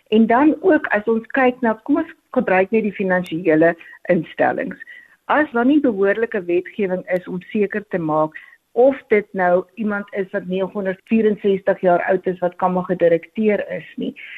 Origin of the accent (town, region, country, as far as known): South Africa